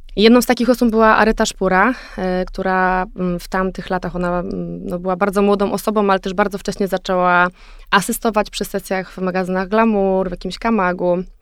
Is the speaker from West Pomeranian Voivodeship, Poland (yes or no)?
yes; Szczecin, West Pomeranian Voivodeship, Poland; moved away; also born or lived in Warsaw; Szczecin, wiesz, z którego się, jakby, skąd jestem